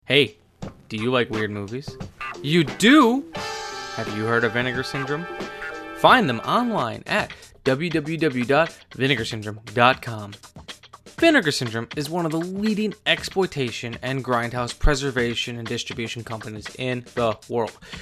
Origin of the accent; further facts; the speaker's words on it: Wisconsin, United States; I'm from Wisconsin